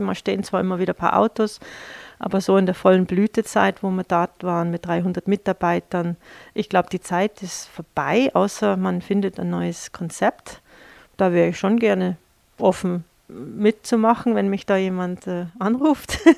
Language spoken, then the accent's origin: German; New York, United States; German is a second language; moved away as an adult; also born or lived in Washington; now in Vils, Austria; ich bin gebürtige Amerikanerin mit äh, kroatischen, deutschen Wurzeln